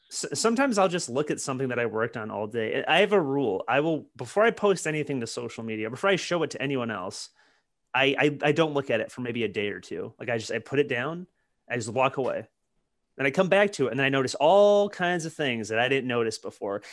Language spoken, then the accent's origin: English; Detroit, Michigan, United States; moved away; growing up in Detroit, you know, you're, you're around all kinds of hardware